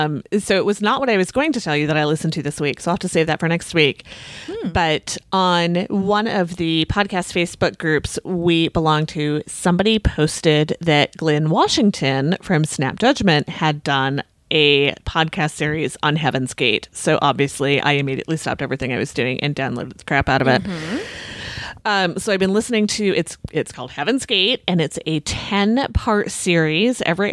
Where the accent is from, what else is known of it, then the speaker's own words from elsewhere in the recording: Australia; I'm Australian. So if it's an Australian host, that's a bonus.